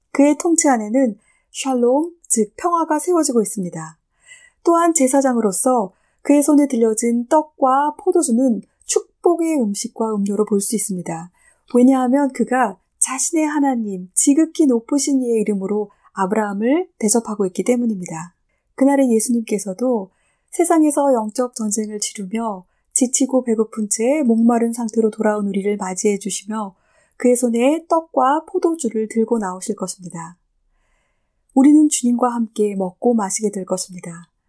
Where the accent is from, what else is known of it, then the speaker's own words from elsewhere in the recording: South Korea; moved away as an adult; also born or lived in Germany; 저도 예전에 독일에 살고 있었을 때 독일 친구들이 다른 친구들에게 저를 소개해 줄 때면 언제나 한국에서 온 누구누구야